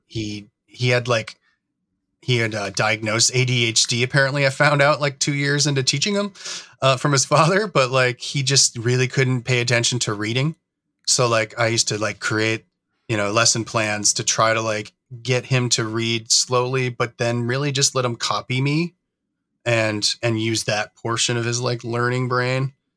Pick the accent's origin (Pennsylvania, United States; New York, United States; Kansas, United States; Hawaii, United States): New York, United States; moved away as an adult; now in Oregon, United States; I grew up in New York, actually. Um, it's kind of more where, where I'm from, and I moved out to Oregon in, in two thousand and seven